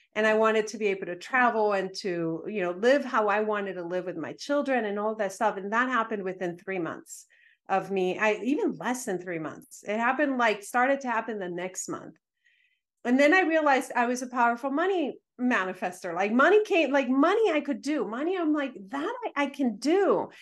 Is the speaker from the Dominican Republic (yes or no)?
yes; Dominican Republic; I was raised in the Dominican Republic